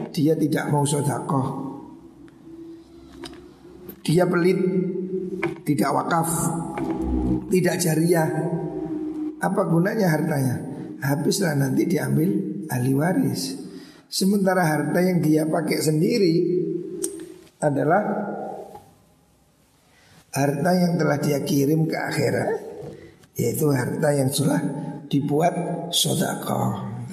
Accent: Bululawang, East Java, Indonesia; Kampung paling terpandang di desa Bulu Lawang ini kampung saya. Jadi kampung Haji.

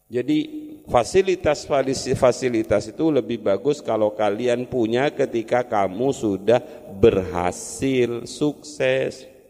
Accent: East Java, Indonesia; Saya kan orang Madura yang susah bahasa Jawanya

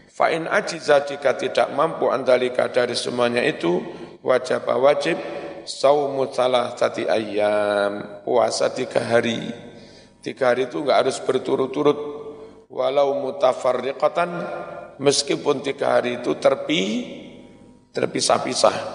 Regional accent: Kanigoro, East Java, Indonesia; now in Malang, Indonesia; Pas saya jadi ketua NU Kota Malang, wis kene joli-jolan. Aku wong Kanigoro ning Malang, pon wong ngundang legi nang Kanigoro.

